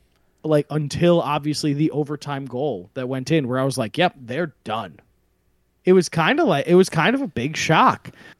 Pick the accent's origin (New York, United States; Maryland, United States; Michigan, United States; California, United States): New York, United States; Rockland County; also born or lived in Huntington, Long Island / Baldwin, Long Island; So I grew up in in Rockland County, New York.